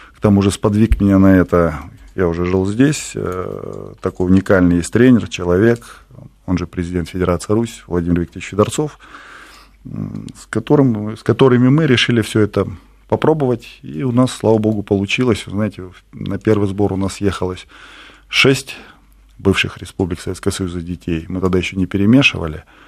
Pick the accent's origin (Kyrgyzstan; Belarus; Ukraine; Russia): Kyrgyzstan; Bishkek; я сам родом из Киргизии